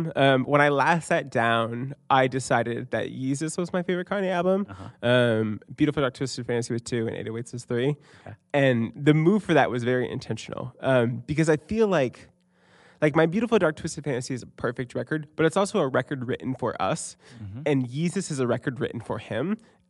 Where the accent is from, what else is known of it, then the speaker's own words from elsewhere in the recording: Fairfield, Maine, United States; also born or lived in Columbus, Ohio; Yeah, so I was born in Columbus, Ohio, and at age two, I moved to this little town called Fairfield, Maine.